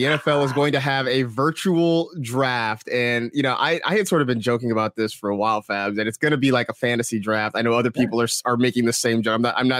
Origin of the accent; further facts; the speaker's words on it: California, United States; It's funny too, because, like, you know, growing up in the Bay Area and stuff, like, you know, everyone loves the Raiders jersey